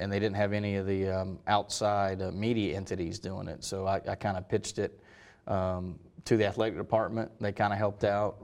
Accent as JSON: {"language": "English", "town": "Hendersonville", "region": "North Carolina", "country": "United States", "moved": "yes", "said": "originally from Hendersonville, North Carolina"}